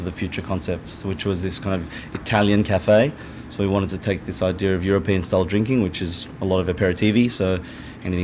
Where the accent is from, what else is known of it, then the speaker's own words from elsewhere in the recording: Australia; moved away as an adult; now in New York, United States; as Australian